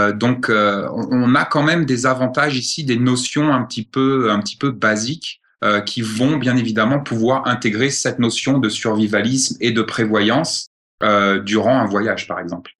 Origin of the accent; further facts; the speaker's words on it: France; moved away as an adult; now in Montana, United States; je suis français, né en France, grandi en France